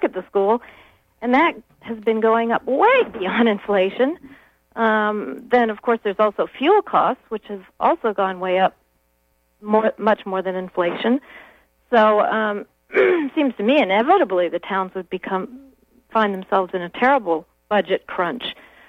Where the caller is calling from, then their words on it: Stonington, Maine, United States; I'm calling from Stonington